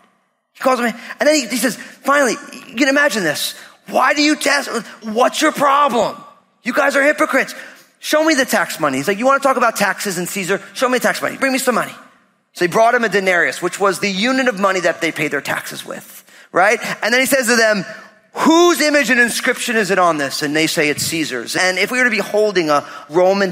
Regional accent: New Jersey, United States; grew up all Italian in New Jersey

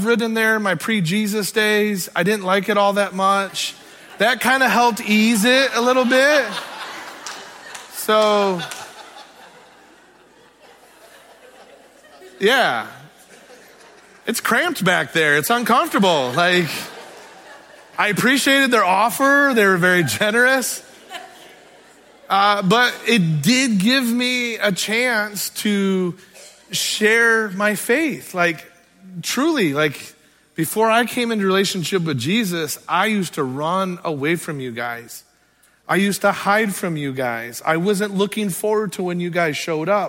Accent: Sturgis, United States; I was born and raised in the Sturgis area

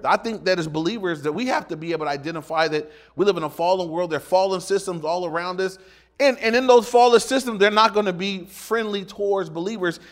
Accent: Inglewood, California, United States; born or raised there

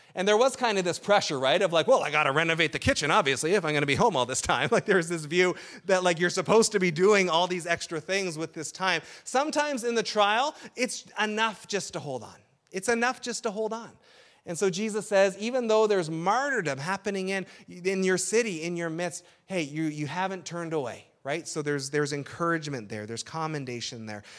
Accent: Burlington, Ontario, Canada; also born or lived in Sudbury; now in Essex County, Canada; the Burlington culture where I grew up

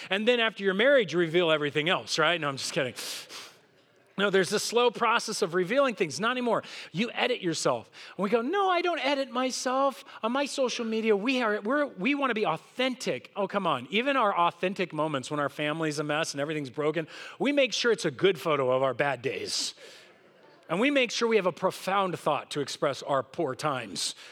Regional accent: Southern California, United States; I grew up here in Southern California

